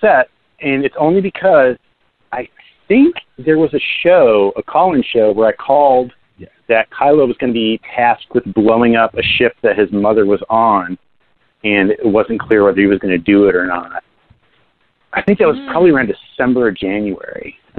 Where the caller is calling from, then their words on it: New Jersey, United States; Hey, it's … calling from the sunny state of New Jersey.